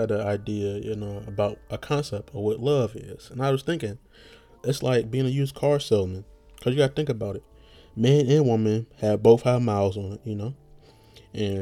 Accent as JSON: {"language": "English", "country": "United States", "said": "being American"}